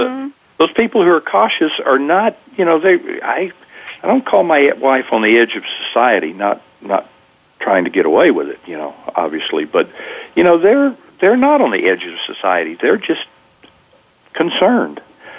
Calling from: California, United States; Well, I'm in Northern Californi

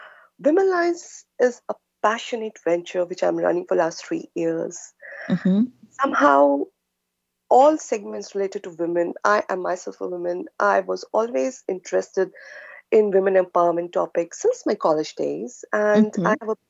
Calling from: Singapore; I am connecting from Singapore, and It is very early morning, 2 a.m. plus for us.

